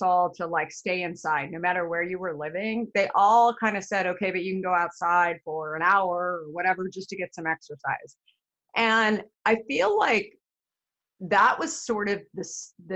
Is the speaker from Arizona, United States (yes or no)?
yes; Arizona, United States; I grew up in Arizona.